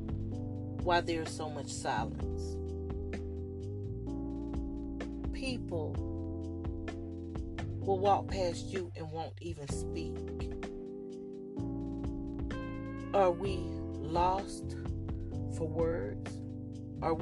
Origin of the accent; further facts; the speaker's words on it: the South, United States; I'm from the South, and I tend to say, how do you do? And I may even say, how you? Just the Southern thing that we have here.